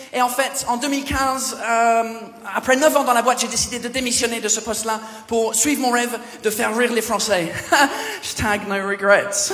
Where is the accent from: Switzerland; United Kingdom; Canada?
United Kingdom; England; French is a second language; moved away as an adult; now in France; Je viens pas d'ici, je viens de l'Angleterre